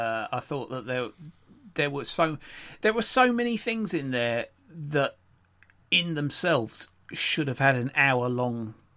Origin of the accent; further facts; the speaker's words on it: United Kingdom; although obviously we are British.